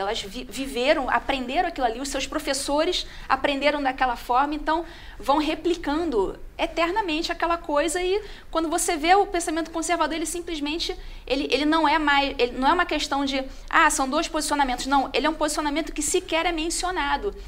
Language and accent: Portuguese; Rio de Janeiro, Brazil; moved away as an adult; now in Botelhos, Brazil; sou carioca